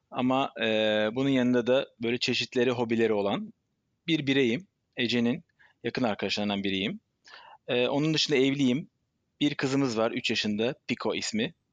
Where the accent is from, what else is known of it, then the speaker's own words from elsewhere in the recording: Istanbul, Turkey; born there; Ben 43 yaşında İstanbul doğumlu.